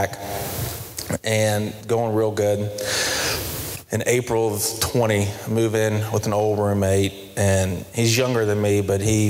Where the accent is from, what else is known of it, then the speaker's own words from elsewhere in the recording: Charlotte, North Carolina, United States; I'm from Myers Park area, went to Covenant Day